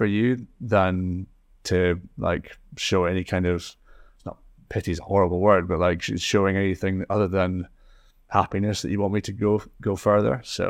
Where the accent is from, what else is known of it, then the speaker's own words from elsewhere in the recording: Scotland, United Kingdom; accent: Scottish; Maybe give it a bit of time, because it probably had enough of my Scottish accent on the Spotify for a while.